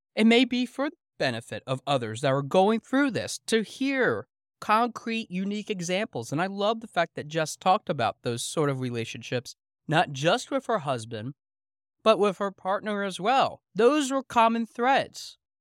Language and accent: English; Pennsylvania Dutch country, United States; growing up in Pennsylvania Dutch country